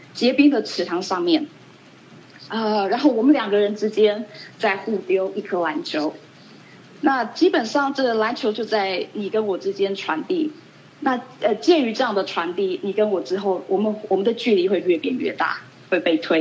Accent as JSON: {"language": "Chinese", "country": "Taiwan", "tie": "born or raised there", "also_born_or_lived": "Colorado, United States / Long Island, New York, United States / Chicago, United States", "moved": "as an adult", "lives_now": "Irvine, United States", "said": "我在台湾出生，在台湾长大，那在我，呃，结束我大学，呃，在大学，在，呃，台大结束完大学，呃，之后呢，二十年前我到美国来"}